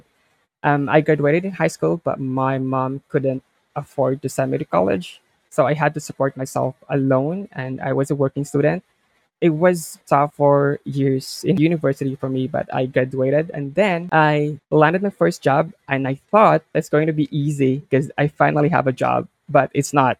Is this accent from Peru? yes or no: no; Philippines; I'm from the Philippines, and I've been working as a creative VA for Bibi for like 3 years now.